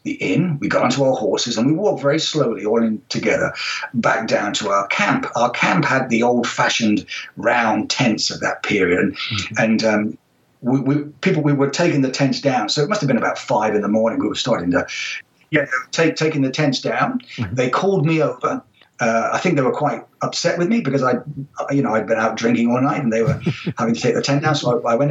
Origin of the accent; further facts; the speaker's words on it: United Kingdom; also born or lived in Israel / Florida / France; now in New Zealand; growing up in Britain